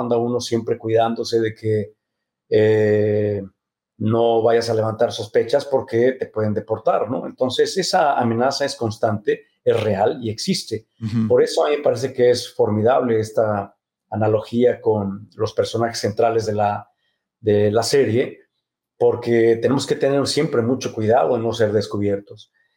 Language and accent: Spanish; Mexico City, Mexico; se mudaron a la Ciudad de México sin, sin conocer a nadie, sin, sin, sin dinero, sin nada más que el amor por el teatro. Y ahí nacimos mis hermanos y yo